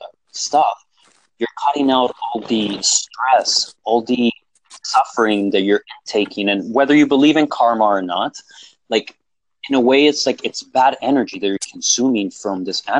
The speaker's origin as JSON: {"language": "English", "country": "Colombia", "tie": "born there", "first_language": "Spanish", "second_language": "English", "said": "It is my first language technically because I was born in Colombia, even though I don't speak Spanish as much anymore."}